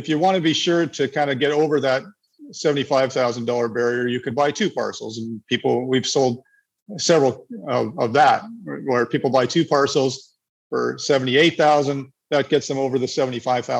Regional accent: Canada; moved away as an adult; also born or lived in Nicaragua / Panama; I'm a Canadian

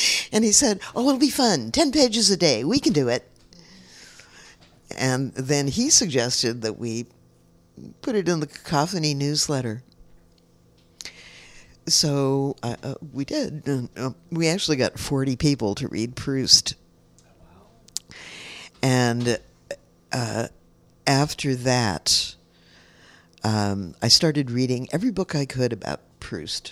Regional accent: San Francisco, California, United States; I grew up in San Francisco in a time when it was full of artists

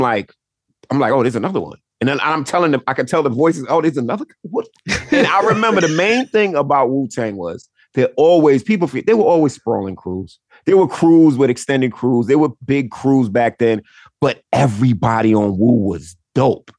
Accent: New York, United States; I grew up in New York

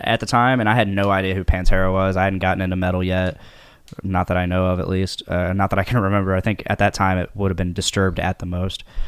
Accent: Delphi, Indiana, United States; also born or lived in Lafayette, Indiana; born and raised in Delphi

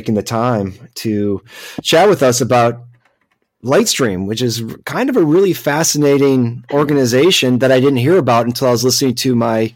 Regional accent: Grosse Pointe Park, Michigan, United States; I'm from Grosse Pointe Park

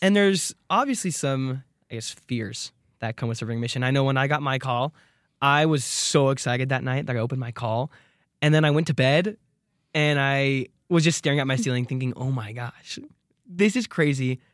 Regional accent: Arizona, United States; I'm from Arizona

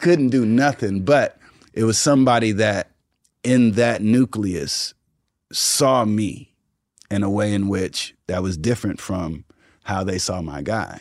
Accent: Houston, Texas, United States; growing up in Houston

